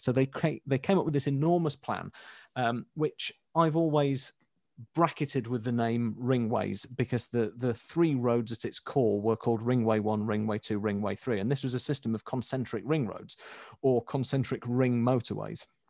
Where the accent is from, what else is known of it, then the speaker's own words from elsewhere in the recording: Leeds, Yorkshire and the Humber, United Kingdom; I'm from Leeds